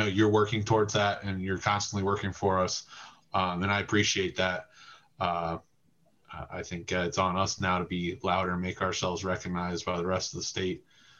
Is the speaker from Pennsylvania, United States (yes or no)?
yes; Harrisburg, Pennsylvania, United States; moved away as an adult; now in Erie, United States; I'm from Harrisburg originally. Okay. So I was recruited out of Harrisburg in the connector industry there to go come up here to Erie.